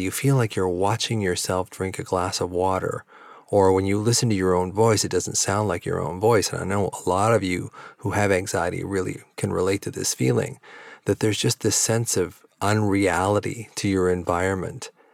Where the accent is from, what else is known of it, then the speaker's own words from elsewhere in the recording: Victoria, British Columbia, Canada; also born or lived in Vancouver; my hometown of Victoria that I live in now